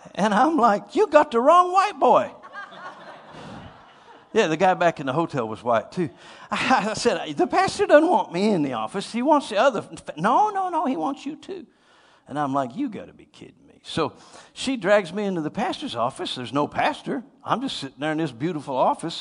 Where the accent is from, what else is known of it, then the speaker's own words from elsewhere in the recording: Titusville, Pennsylvania, United States; Titusville, Pennsylvania